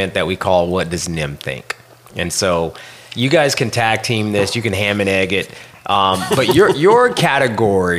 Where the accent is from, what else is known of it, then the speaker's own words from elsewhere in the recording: Virginia, United States; This is my home state, Virginia.